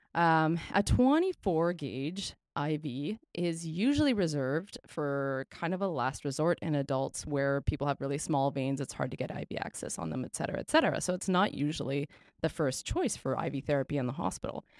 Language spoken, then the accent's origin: English; Canada; We are Canadian R Ns